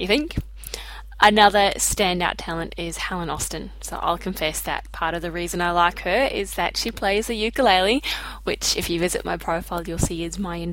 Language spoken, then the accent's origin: English; Wellington, New Zealand; now in Brisbane, Australia; I live in Brisbane, Australia, but I'm originally from Wellington in New Zealand